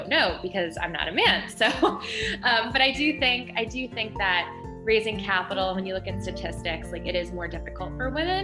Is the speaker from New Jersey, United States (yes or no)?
yes; Northern New Jersey, United States; I grew up in Northern New Jersey